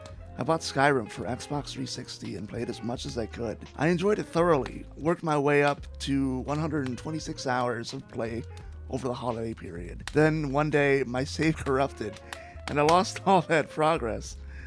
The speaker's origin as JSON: {"language": "English", "town": "St. Louis", "region": "Missouri", "country": "United States", "tie": "born or raised there", "said": "my hometown of St. Louis"}